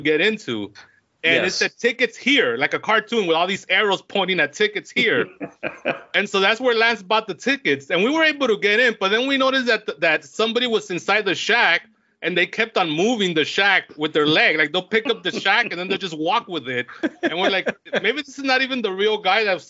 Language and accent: English; Los Angeles, California, United States; my hometown